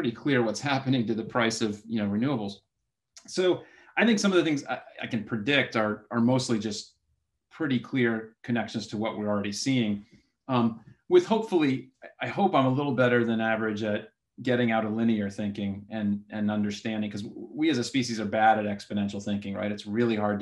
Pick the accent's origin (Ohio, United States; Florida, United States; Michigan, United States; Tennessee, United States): Florida, United States; South; moved away; I was born in South Florida